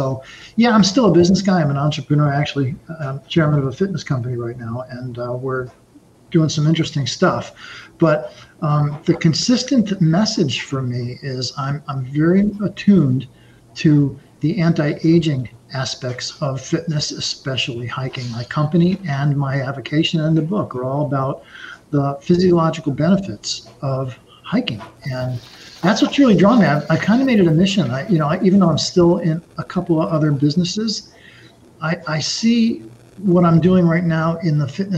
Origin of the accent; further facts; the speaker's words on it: Brooklyn, New York, United States; born there; I was born in Brooklyn, about the flattest place you can imagine.